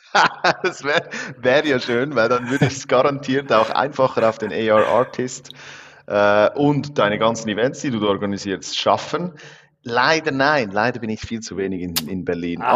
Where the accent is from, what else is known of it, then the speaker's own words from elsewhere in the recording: Switzerland; obwohl ich aus der Schweiz bin, aber ich komme irgendwo aus den Bergen